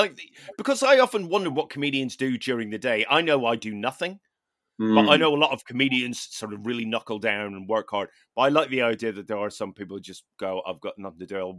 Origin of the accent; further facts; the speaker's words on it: Ireland; I mean, you know, I'm Irish, therefore, you know, got some Viking in there, right?